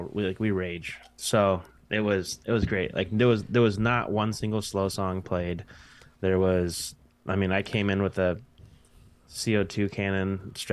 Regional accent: Michigan, United States

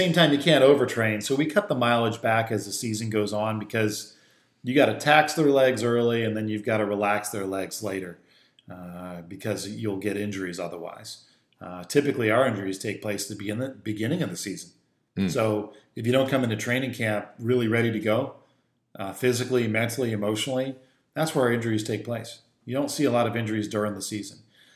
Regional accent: Philadelphia, Pennsylvania, United States; I grew up in Philadelphia

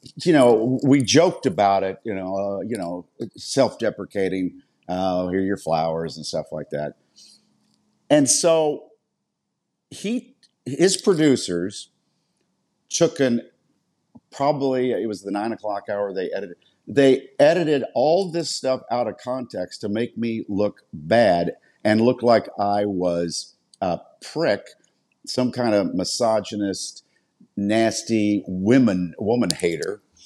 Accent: Wichita, Kansas, United States; now in Philadelphia, United States; we're both from Wichita, Kansas

